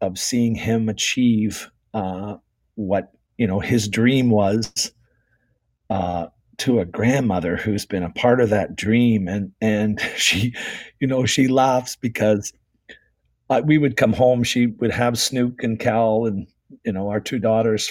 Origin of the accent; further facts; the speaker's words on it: Toronto, Ontario, Canada; we grew up in Toronto